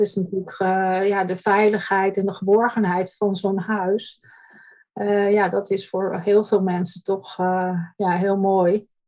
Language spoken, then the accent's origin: Dutch; Bussum, North Holland, Netherlands; Ik ben geboren en getogen in het Gooi, in Bussum